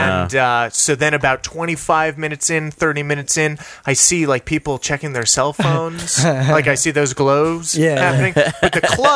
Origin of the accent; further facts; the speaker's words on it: El Paso, Texas, United States; also born or lived in Cleveland, Ohio; I was born in Cleveland, Ohio, and then moved to El Paso, Texas when I was 4